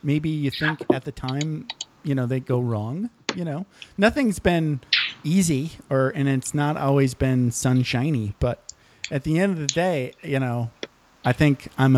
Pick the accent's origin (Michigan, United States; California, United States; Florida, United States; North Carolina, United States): Michigan, United States; I grew up in Michigan in a very small town